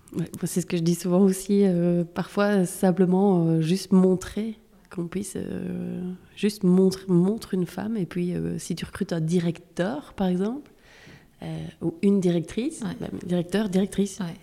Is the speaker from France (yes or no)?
no; Belgium; je suis née en Belgique, je suis belge